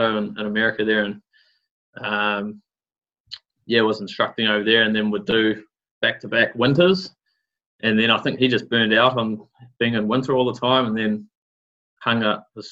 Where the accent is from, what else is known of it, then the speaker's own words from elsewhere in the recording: Auckland, New Zealand; also born or lived in Coromandel; I grew up in Auckland in the thick of it there, in Kohimarama, nice suburb to grow up